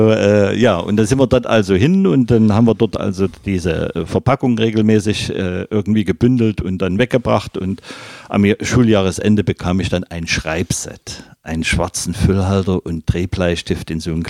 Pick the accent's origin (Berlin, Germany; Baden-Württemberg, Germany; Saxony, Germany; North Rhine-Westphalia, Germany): Saxony, Germany; Leipzig; now in Magdeburg, Germany; Ich bin gebürtiger Leipziger, ja.